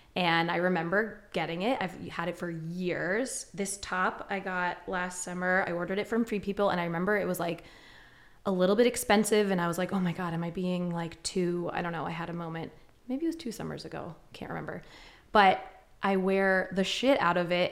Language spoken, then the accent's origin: English; Westchester County, New York, United States; moved away as an adult; now in Ithaca, United States; growing up in Westchester County